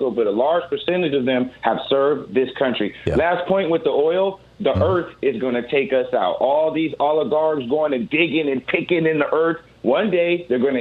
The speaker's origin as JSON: {"language": "English", "area": "Bay Area", "region": "California", "country": "United States", "said": "I'm from the Bay Area out there"}